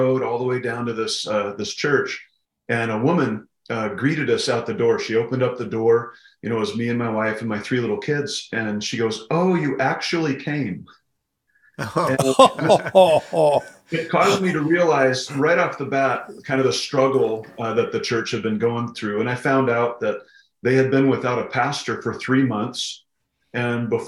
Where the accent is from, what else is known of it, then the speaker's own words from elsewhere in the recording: Pocatello, Idaho, United States; moved away as an adult; also born or lived in Missouri; now in Kalispell, United States; I grew up in Southeast Idaho in a town called Pocatello